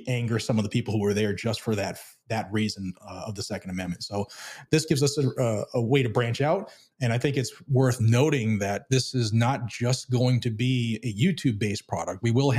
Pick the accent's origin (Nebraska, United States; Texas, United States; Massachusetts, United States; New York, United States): Massachusetts, United States; now in Tennessee, United States; of Guns and Gadgets on YouTube. I'm originally from Massachusetts. I fled communism and moved down to Tennessee.